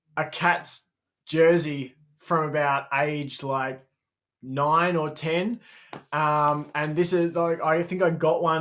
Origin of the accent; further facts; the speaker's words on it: Australia; as an Aussie